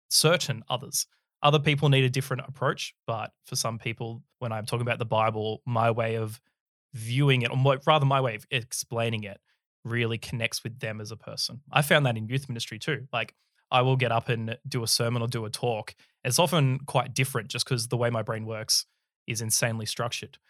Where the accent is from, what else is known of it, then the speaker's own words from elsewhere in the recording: Sydney, New South Wales, Australia; I was born in the early nineties in Sydney, Australia. Uh, grew up down in the Sutherland Shire.